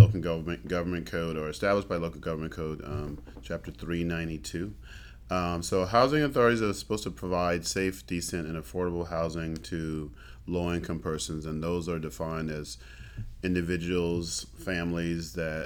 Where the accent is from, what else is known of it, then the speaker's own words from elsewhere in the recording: East Coast, United States; moved away as an adult; also born or lived in San Antonio, Texas / San Angelo, Texas; now in Travis County, United States; I'm from the East Coast